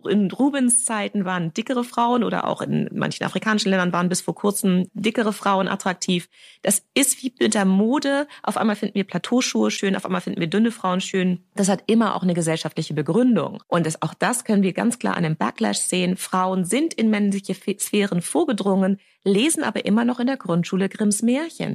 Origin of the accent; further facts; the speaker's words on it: Germany; also born or lived in London, United Kingdom; ich bin Deutsch-Britin